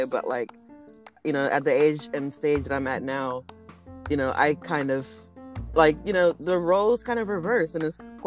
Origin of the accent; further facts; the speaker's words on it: Nigeria; I'm Nigerian